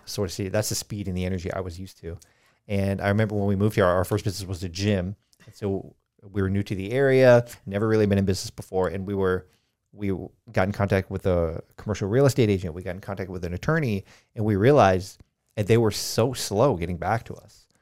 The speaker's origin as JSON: {"language": "English", "region": "Colorado", "country": "United States", "tie": "born or raised there", "moved": "yes", "lives_now": "Charleston, United States", "said": "I grew up in Colorado"}